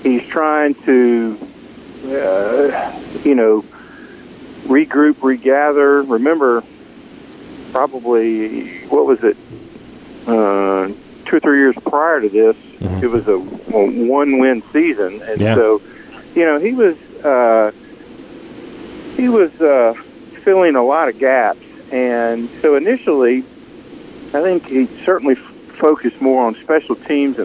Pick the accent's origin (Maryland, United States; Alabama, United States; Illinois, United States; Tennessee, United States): Tennessee, United States; Memphis; also born or lived in DeSoto County, Mississippi / Minnesota; I grew up in Memphis and DeSoto County area